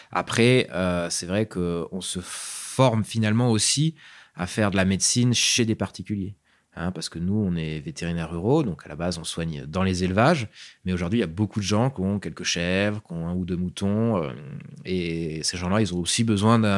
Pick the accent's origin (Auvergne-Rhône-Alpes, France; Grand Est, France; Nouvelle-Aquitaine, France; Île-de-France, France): Auvergne-Rhône-Alpes, France; Grenoble; Je suis grenoblois à la base.